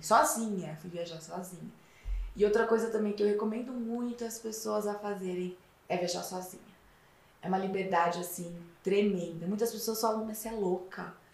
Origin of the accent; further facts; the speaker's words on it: Piracicaba, São Paulo, Brazil; now in São Paulo, Brazil; eu sou do interior de São Paulo, de uma cidade que se chama Piracicaba